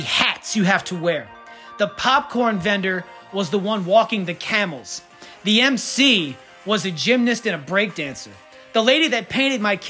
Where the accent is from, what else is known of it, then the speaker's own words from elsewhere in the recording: Kenner, Louisiana, United States; I'm from Kenner